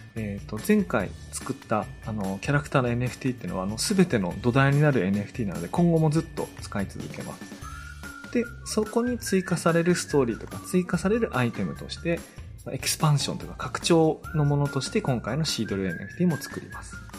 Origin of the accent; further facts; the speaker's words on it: Tono, Iwate, Japan; 私そこの出身なので、もう秋から大体翌年の2月ぐらいまでは、誰の家行っても家中リンゴの匂いがする